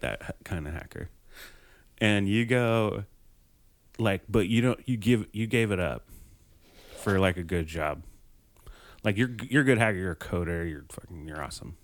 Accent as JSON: {"language": "English", "region": "Colorado", "country": "United States", "tie": "born or raised there", "said": "my home state"}